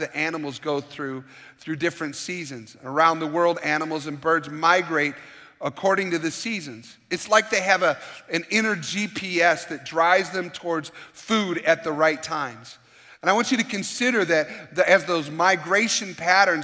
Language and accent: English; Michigan, United States; I grew up in Michigan and I was a Michigan Wolverine fan